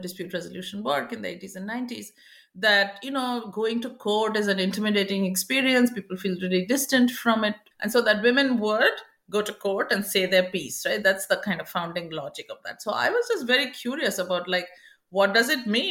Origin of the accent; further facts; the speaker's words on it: Kolkata, West Bengal, India; moved away; I grew up in India, in Calcutta